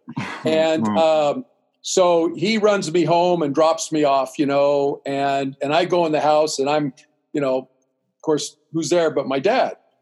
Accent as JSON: {"language": "English", "region": "Central California", "country": "United States", "tie": "born or raised there", "also_born_or_lived": "Los Angeles / Oklahoma / Greece", "said": "growing up in Central California, we have a large Hispanic community."}